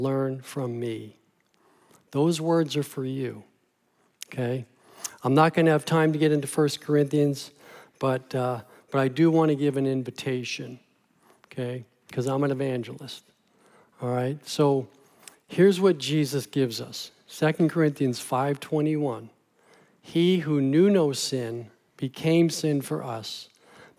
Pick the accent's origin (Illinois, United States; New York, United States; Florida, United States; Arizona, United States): New York, United States; New York City; moved away; I grew up in New York City